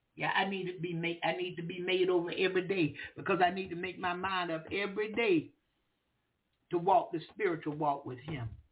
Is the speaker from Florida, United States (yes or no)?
yes; Florida, United States; I'm a preacher from Florida